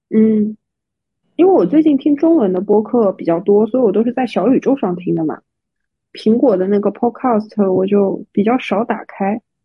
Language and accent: Chinese; Shanghai, China; 作为上海人的我